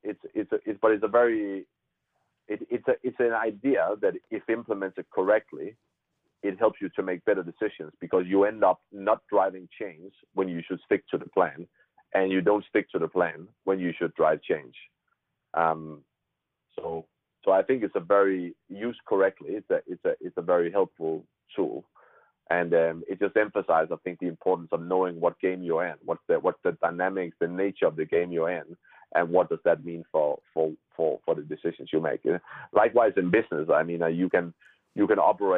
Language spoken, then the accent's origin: English; Herning, Central Denmark Region, Denmark; moved away; my hometown, which is called Herning.